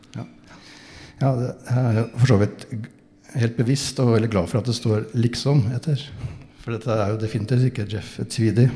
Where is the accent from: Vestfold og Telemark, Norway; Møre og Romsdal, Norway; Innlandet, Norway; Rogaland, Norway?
Vestfold og Telemark, Norway; near Bø; born or raised there